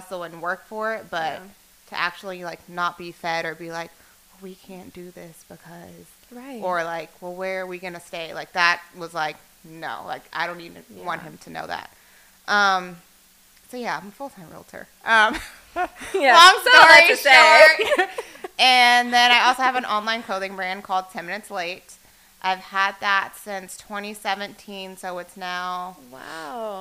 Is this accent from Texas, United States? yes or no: yes; Dallas, Texas, United States; I'm born and raised in Dallas.